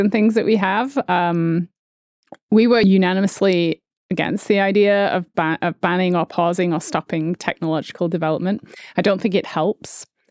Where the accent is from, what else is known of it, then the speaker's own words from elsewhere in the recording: United Kingdom; I'm British